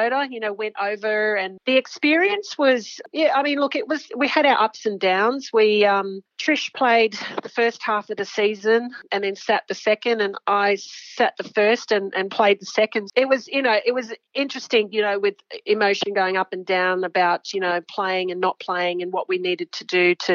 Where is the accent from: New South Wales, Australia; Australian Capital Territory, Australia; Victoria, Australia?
New South Wales, Australia; Sydney; also born or lived in Papua New Guinea; I grew up in Sydney